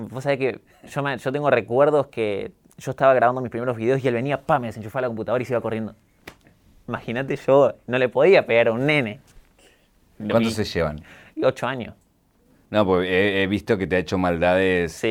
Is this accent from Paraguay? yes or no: no; Villa María, Córdoba, Argentina; accent: Cordobés; also born or lived in Jujuy; Yo nací en Córdoba capital, eh, después me mudé a Jujuy por mi mamá, vivimos en un barrio de Jujuy en Santa Rosa, cinco años, y cuando tenía seis me mudé a Villa María